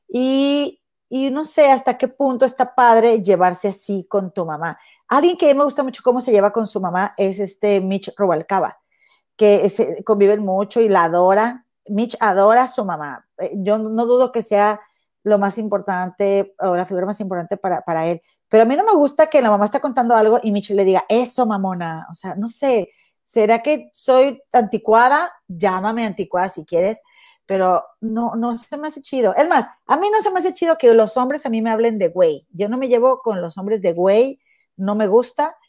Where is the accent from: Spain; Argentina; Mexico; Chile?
Mexico; moved away as an adult; tengo toda mi familia y mi vida y mis raíces en México